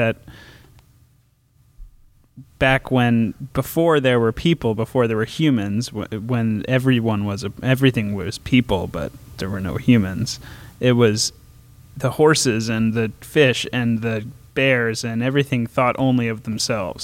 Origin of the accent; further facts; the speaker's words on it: Massachusetts, United States; now in Bay Area, United States; I'm from Massachusetts